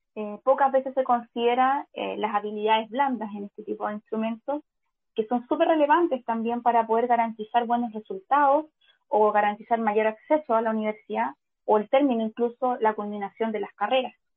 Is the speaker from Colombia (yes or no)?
no; Chile; como, chilenos